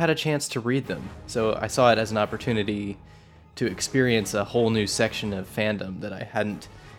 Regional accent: United States; living and growing up in America

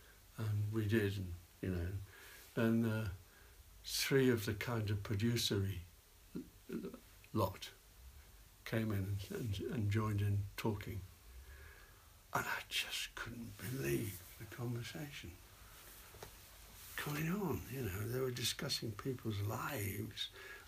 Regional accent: Newcastle, North East England, United Kingdom; born there; accent: RP; children, me and my sister, should be brought up Scots as opposed to Geordies, which is what my mother was. I was born in Newcastle. And so I thought I was Scottish, you see. So I didn't have an accent.

